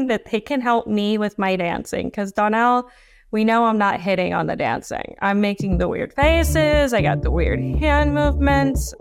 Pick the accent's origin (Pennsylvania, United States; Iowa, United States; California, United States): Pennsylvania, United States; Shrewsbury; I am from Shrewsbury